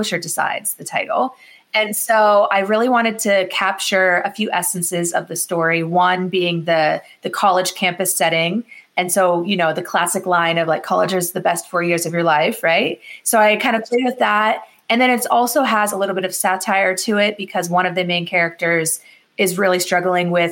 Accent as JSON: {"language": "English", "town": "Meadville", "region": "Pennsylvania", "country": "United States", "tie": "born or raised there", "said": "my hometown, which is Meadville, Pennsylvania, is that the zipper was founded in my town"}